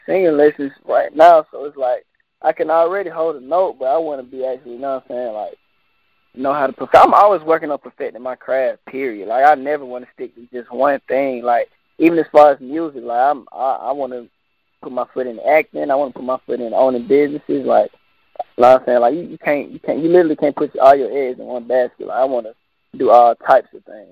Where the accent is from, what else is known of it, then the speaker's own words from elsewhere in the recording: Atlanta, Georgia, United States; Growing up in Atlanta